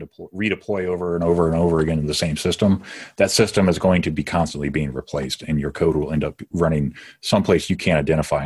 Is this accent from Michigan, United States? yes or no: yes; Detroit, Michigan, United States; I'm from the Detroit metro area